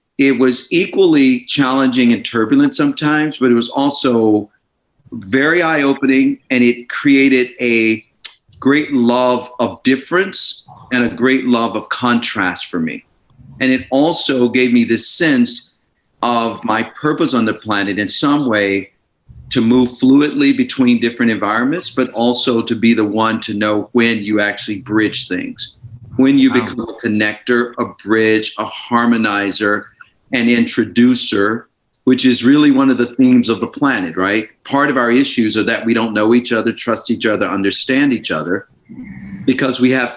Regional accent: Birmingham, Alabama, United States; now in Miami Beach, United States; I grew up in Birmingham, Alabama.

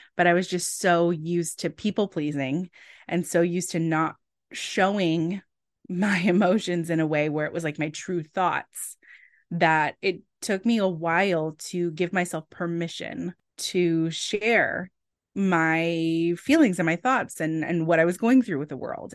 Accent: California, United States; I grew up in California

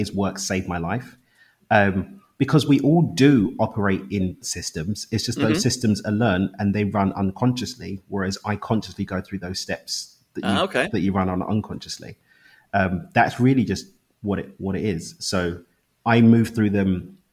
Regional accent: London, United Kingdom; accent: London; moved away as an adult; now in Cabo San Lucas, Mexico; I actually live in Cabo in Mexico, but I'm from East London in the UK. But yeah, I moved to Mexico 3 years ago.

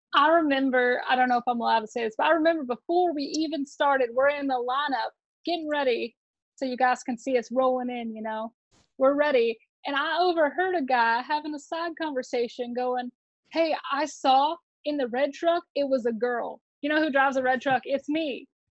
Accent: Iowa, United States; moved away as an adult; now in Texas, United States; I'm originally from Iowa. So I grew up doing a little bit of everything.

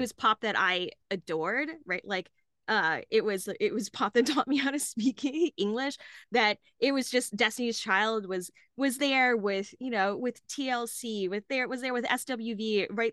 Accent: Dallas, Texas, United States; now in Austin, United States; I grew up in Dallas, Texas

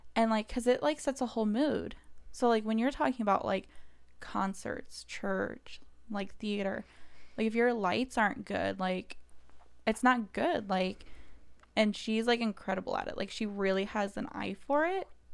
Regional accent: Kansas City, Missouri, United States; moved away as an adult; also born or lived in Saint Louis / Mississippi; now in Indianapolis, United States; grew up in Kansas City, went to college in Saint Louis

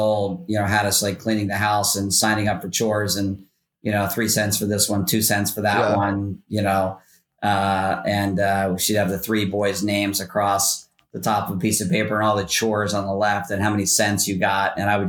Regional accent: Philadelphia, Pennsylvania, United States; also born or lived in Kentucky / Virginia; I was born and raised in Philly, city of brotherly love, home of Rocky. So, I moved around as a kid. You know, we moved to Kentucky, to Virginia, back to Pennsylvania.

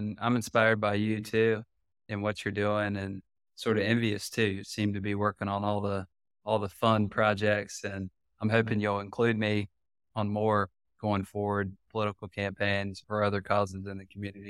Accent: Raleigh, North Carolina, United States; I'm from Raleigh, really care about Raleigh.

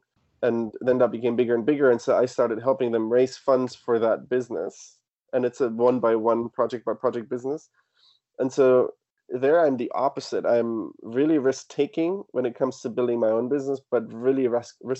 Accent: Germany; moved away; also born or lived in Australia; I studied abroad in Australia, but I grew up in Germany

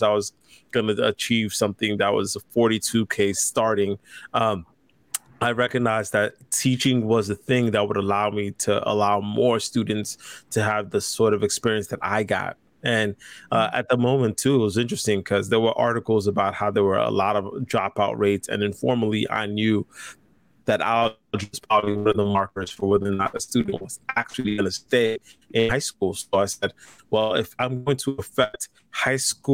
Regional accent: New York City, New York, United States; I grew up in the Lower East Side that was just of Manhattan

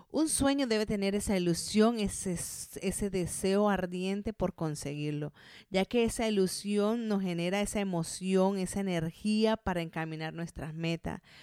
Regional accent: Colombia; moved away as an adult; now in Zaragoza, Spain; llevo ya 10 años viviendo aquí en España, yo soy colombiana

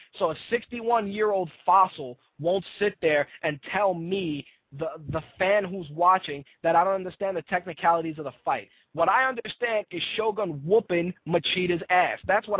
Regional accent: New York City, New York, United States; As a New Yorker

